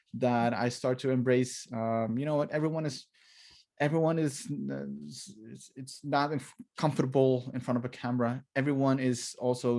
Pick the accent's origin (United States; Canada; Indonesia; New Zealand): Indonesia; Maluku Islands; I'm from the Maluku Islands, which is between Australia and the Philippines.